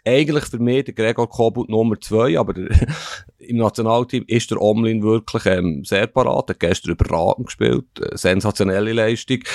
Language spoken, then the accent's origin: German; German-speaking Switzerland, Switzerland; uns Deutschschweizer